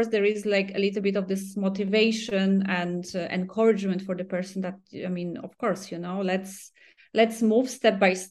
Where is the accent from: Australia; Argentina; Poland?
Poland; moved away; We are both from Poland